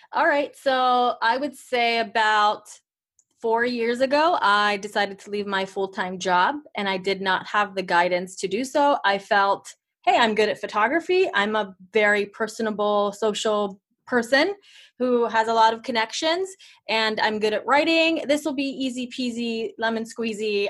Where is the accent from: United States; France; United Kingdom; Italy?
Italy; moved away; I am from Italy